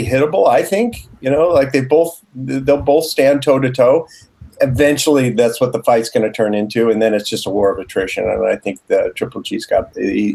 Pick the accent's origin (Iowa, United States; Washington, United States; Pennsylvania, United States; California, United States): California, United States; Pasadena; born or raised there